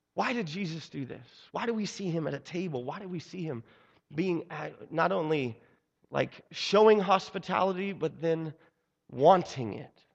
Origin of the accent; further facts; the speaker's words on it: Seattle, Washington, United States; moved away; also born or lived in Brooklyn; I was born and raised in Seattle